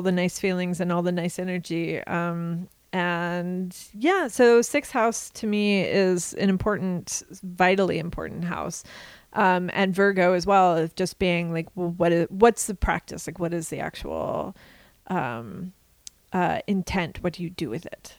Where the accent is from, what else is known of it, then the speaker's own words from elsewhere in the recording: Kansas, United States; the traditions that I was surrounded by growing up in Kansas